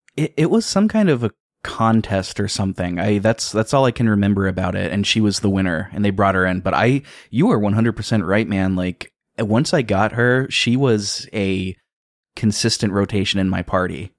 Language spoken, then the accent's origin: English; United States; I'm from America, I live in America, I have all my life